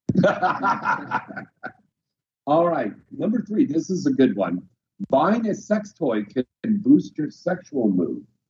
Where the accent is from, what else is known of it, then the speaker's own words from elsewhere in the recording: United States; accent: American; my American accent